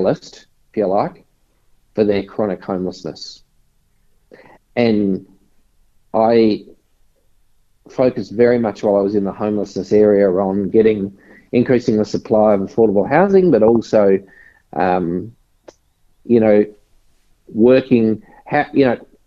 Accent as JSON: {"language": "English", "town": "Logan City", "region": "Queensland", "country": "Australia", "tie": "born or raised there", "also_born_or_lived": "Victoria", "moved": "yes", "said": "I grew up in a very disadvantaged area in Brisbane. So grew up in the in a suburb called Woodridge, which is now part of Logan City"}